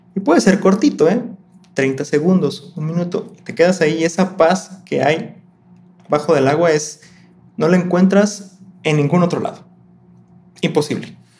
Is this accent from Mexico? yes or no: yes; Colima, Mexico; yo soy de Colima, Colima